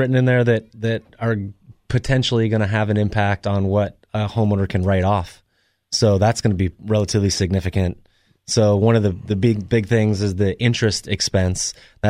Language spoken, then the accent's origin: English; Colorado, United States; moved away; See, I grew up in Colorado.